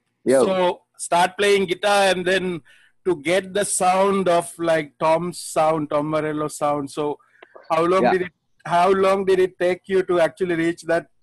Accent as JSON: {"language": "English", "country": "Sri Lanka", "moved": "yes", "lives_now": "Manila, Philippines", "said": "I'm back home in Sri Lanka, because I'm from Sri Lanka."}